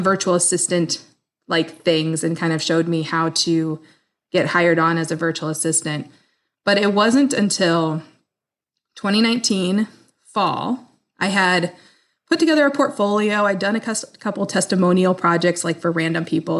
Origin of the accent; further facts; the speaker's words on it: Midwest, United States; also born or lived in Des Moines, Iowa; I am from the Midwest. I live just outside of Des Moines in Iowa. I am a happy Midwest girl.